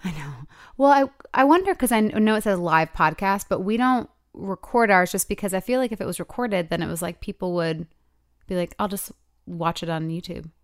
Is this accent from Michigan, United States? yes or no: yes; Michigan, United States; moved away; Michigan, 'cause it's my hometown